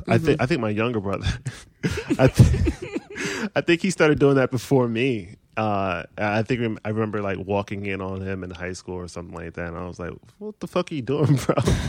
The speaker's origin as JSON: {"language": "English", "region": "Maryland", "country": "United States", "tie": "born or raised there", "said": "In Maryland."}